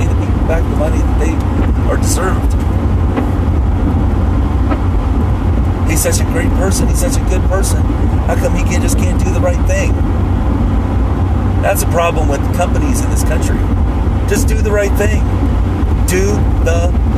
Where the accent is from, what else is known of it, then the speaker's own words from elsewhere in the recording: United States; as an American, as a person who pays taxes